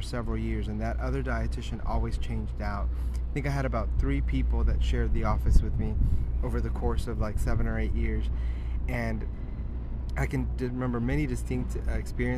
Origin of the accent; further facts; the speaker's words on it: Texas, United States; also born or lived in Mexico; growing up in Texas